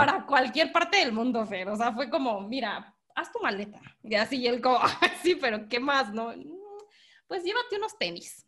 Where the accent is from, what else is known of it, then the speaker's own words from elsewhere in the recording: Morelia, Michoacán, Mexico; Yo soy de Morelia, entonces me, lo llevé a todo, todo Michoacán. O sea, yo primero le dije, tienes que conocer mi lugar, mi tierra, donde yo nací